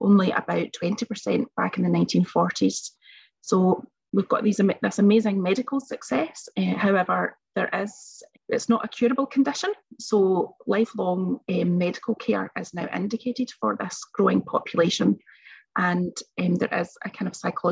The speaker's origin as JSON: {"language": "English", "town": "Bellshill", "region": "Scotland", "country": "United Kingdom", "tie": "born or raised there", "also_born_or_lived": "Glasgow", "said": "When I was born, back in 1978, a while ago now, I basically wouldn't have survived. And I was taken from Bells Hill Hospital to York Hill Hospital in Glasgow"}